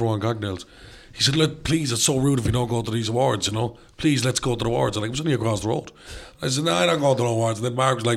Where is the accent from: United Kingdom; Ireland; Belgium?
Ireland; being Irish